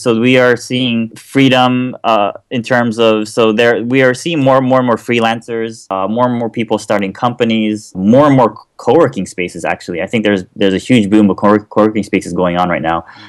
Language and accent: English; Kobe, Hyogo, Japan; accent: American; moved away as an adult; also born or lived in Pennsylvania; I'm actually born and raised in Japan